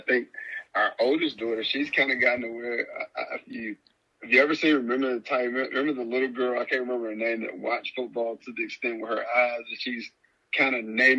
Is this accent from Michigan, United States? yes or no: no; Brewton, Alabama, United States; now in Trussville, United States; And I grew up in Bruton, Alabama.